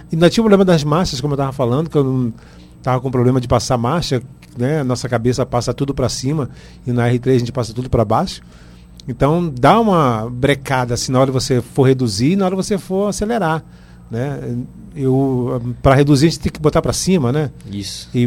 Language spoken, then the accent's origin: Portuguese; São Paulo, Brazil; Eu sou de São Paulo.